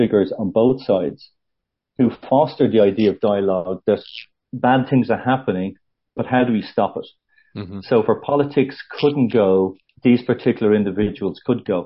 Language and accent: English; Bray, County Wicklow, Ireland; I'm from Brain in Wicklow